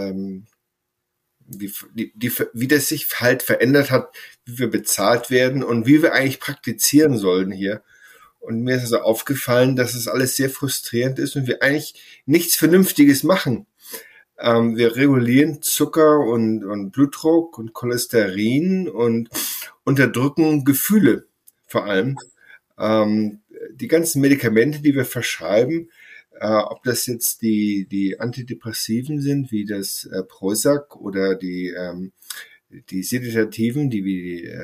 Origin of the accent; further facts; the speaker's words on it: Sylt, Schleswig-Holstein, Germany; moved away as an adult; also born or lived in Essen, Germany / Inverness, Scotland / Mid Hudson Valley, United States; now in Woodstock, United States; ich bin auf Sylt aufgewachsen, in, habe da Abitur gemacht und auch Zivildienst, ähm, Abitur 1986 und habe da von 88 bis 94 in äh, Gesamthochschule Essen studiert